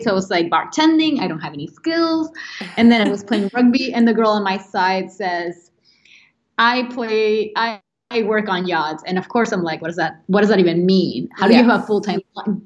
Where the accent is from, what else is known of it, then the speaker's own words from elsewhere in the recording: Venezuela; moved away as an adult; now in United States; I'm an architect from Venezuela